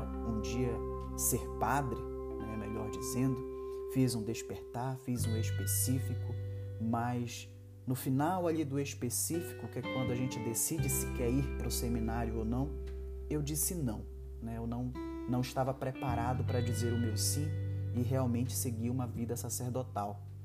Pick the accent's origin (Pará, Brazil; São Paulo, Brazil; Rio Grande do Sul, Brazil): Pará, Brazil; Magalhães Barata; also born or lived in Castanhal; em uma cidade chamada Magalhães Barata, no interior do Pará. Foi onde eu nasci, cresci, vivi grande parte da minha vida